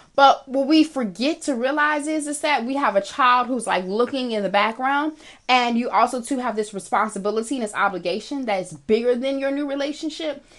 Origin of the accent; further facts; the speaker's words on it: United States; I am African American